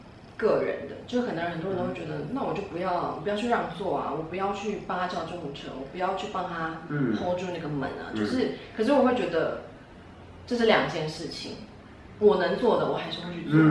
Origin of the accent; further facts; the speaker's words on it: Taiwan; 但我就是我觉得我在亚洲在台湾出生长大。我觉得我的个性跟我的外形，嗯，甚至我的肤色，都不是传统台湾人喜欢的样子。